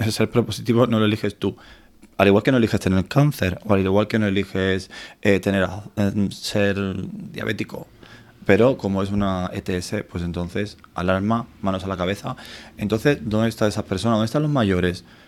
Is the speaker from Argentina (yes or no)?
no; Torremolinos, Andalusia, Spain; moved away as an adult; now in Madrid, Spain; llamo mi tierra, llamo Torremolinos